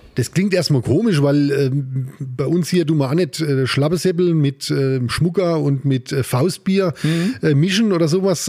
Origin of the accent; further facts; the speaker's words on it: Amorbach, Bavaria, Germany; moved away as an adult; also born or lived in Upper Palatinate; ich bin aus Ammerbach